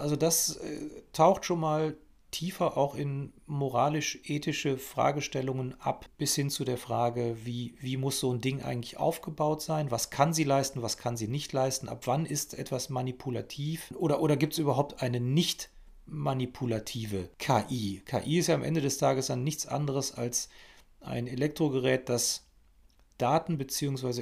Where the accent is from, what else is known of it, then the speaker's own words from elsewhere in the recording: Germany; bei uns in Deutschland